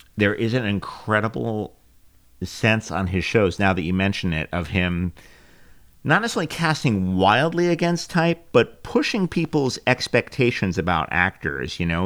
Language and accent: English; New York City, New York, United States; I am actually from Queens